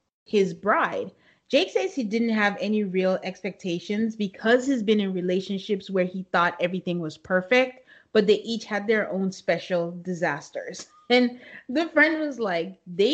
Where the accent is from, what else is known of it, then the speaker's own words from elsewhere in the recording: Nigeria; moved away; growing up in Nigeria